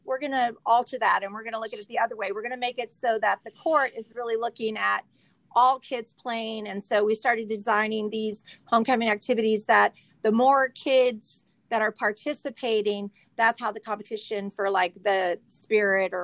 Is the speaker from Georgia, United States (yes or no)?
no; Visalia, California, United States; I am from Visalia, product of the USD, graduate of Mount Whitney